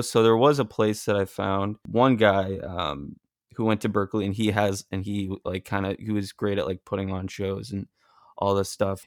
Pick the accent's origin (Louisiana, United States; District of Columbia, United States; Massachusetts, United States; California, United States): Massachusetts, United States; now in Los Angeles, United States; I'm originally from Massachusetts